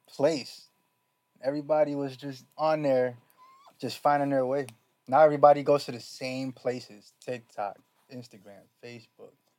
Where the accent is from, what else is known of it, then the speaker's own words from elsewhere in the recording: New York, United States; I'm from New York, so we had all the slang